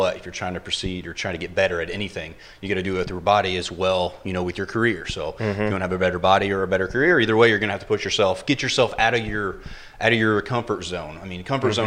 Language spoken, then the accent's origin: English; Southern Illinois, United States; moved away as an adult; now in Florida, United States; I'm from Illinois, actually, Southern Illinois